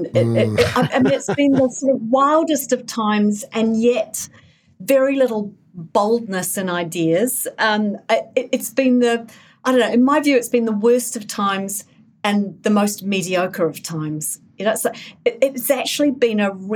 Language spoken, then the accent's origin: English; England, United Kingdom; now in New Zealand; I was born in New Zealand, I grew up in England.